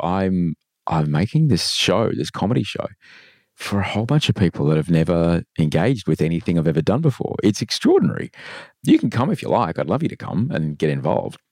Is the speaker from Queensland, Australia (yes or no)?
yes; Queensland, Australia; moved away; I grew up in Queensland where there is no daylight saving